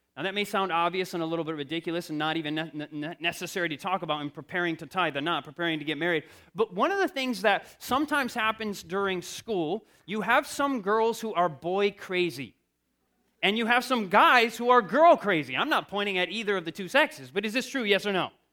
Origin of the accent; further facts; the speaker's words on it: Michigan, United States; I come from Michigan